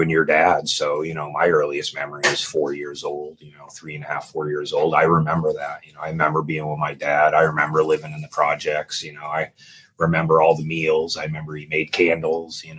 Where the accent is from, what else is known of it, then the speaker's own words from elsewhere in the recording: Dover, New Hampshire, United States; I'm actually a New Hampshire kid. So I grew up in Dover, New Hampshire